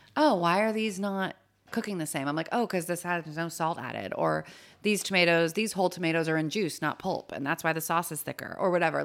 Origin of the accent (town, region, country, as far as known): Los Angeles, California, United States; born or raised there; moved away as an adult; also born or lived in San Francisco; now in New York, United States